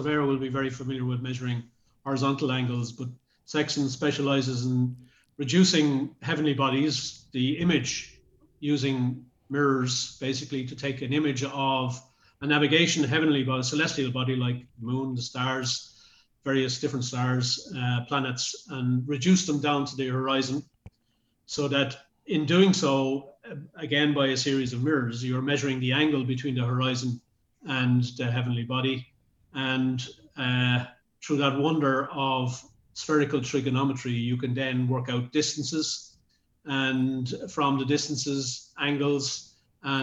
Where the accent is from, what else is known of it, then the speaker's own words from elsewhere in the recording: Dublin, Leinster, Ireland; I was from Dublin City, very close to the water